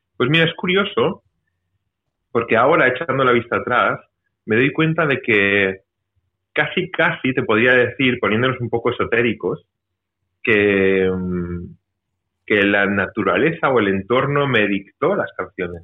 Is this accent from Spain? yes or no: yes; Mallorca, Balearic Islands, Spain; una cuenta pendiente que tenía con mi tierra, porque esto es aquí en Mallorca